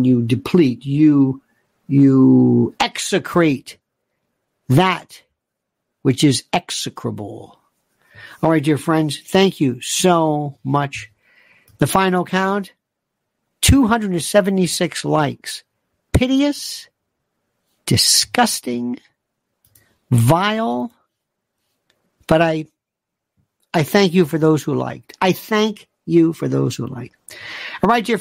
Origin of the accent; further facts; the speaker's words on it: United States; I am an American. I am an American. I'm an American